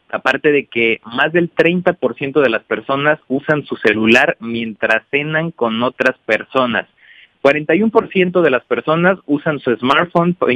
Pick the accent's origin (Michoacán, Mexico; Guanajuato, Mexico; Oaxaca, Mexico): Guanajuato, Mexico; Irapuato; Irapuato, Guanajuato, que es la ciudad de donde vengo y que estoy orgulloso de donde, de donde salimos todos.